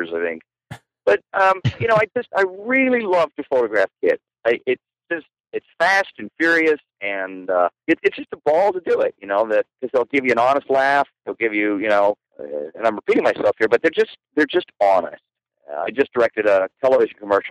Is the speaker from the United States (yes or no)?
no; Canada; I'm not Russian. I'm Canadian